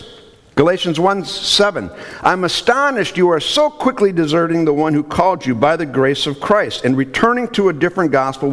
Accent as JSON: {"language": "English", "region": "Minnesota", "country": "United States", "said": "I'm from Minnesota, so we have something called Minnesota Nice"}